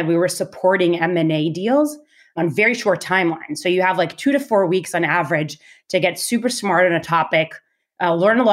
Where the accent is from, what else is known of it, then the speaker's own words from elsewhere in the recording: Israel; I was born and raised in Israel